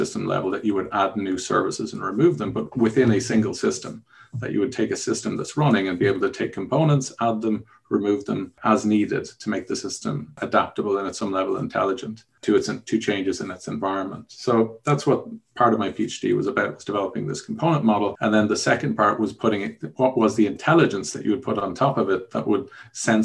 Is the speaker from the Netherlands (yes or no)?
no; Dublin, Leinster, Ireland; also born or lived in Germany; I actually grew up in Dublin. I'm from Ireland, Dublin in Ireland